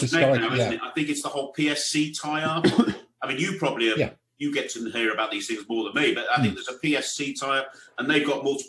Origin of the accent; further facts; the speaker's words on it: Birmingham, West Midlands, United Kingdom; I'm from Birmingham.